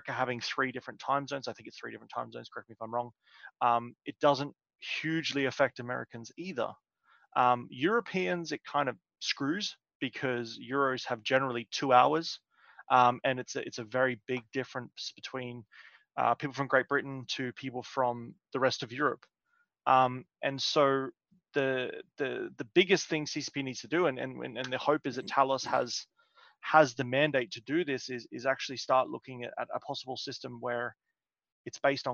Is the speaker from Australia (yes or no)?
yes; Australia; I came from Australia.